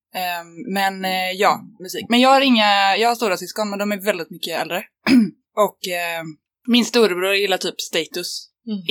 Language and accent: Swedish; Rönning, Västra Götaland, Sweden; moved away as an adult; also born or lived in Lund; Jag är från eh, en linort eh, som heter Rönning på Tjörn. Och sen har jag bott på lite olika ställen. Men eh, jag är uppvuxen där